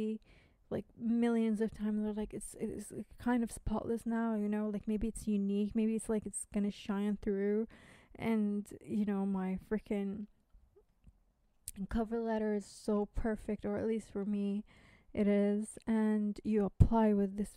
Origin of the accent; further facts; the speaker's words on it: United States; accent: American; now in United Kingdom; I know my accent is American, but I live in the UK.